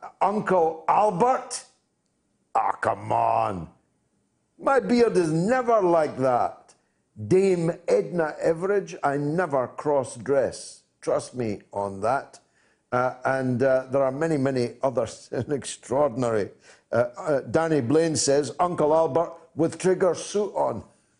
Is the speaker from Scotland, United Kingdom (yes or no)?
yes; Dundee, Scotland, United Kingdom; I've got to go to my hometown. Andy is in Dundee.